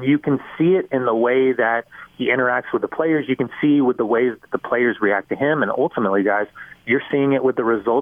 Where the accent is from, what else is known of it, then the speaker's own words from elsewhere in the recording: Southern California, United States; now in Salt Lake City, United States; a kid growing up in Southern California.